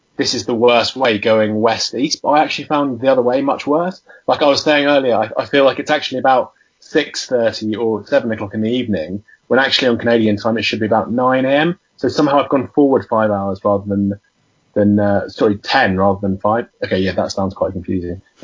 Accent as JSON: {"language": "English", "town": "Winchester", "region": "South East England", "country": "United Kingdom", "tie": "born or raised there", "also_born_or_lived": "Southampton", "moved": "yes", "lives_now": "London, United Kingdom", "said": "I do live in London, but I was born in Winchester"}